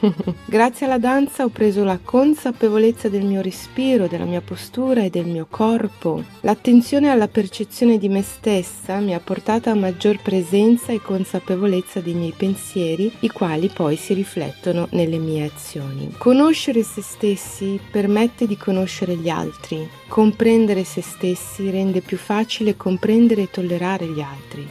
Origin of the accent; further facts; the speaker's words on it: Alexandria, Alexandria Governorate, Egypt; moved away; also born or lived in Brazil; Sono nata ad Alessandria, ad Egitto